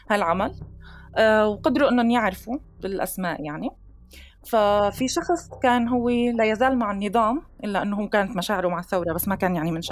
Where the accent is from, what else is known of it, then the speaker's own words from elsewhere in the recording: Syria; moved away; أنا طلعت من سوريا ببداية 2013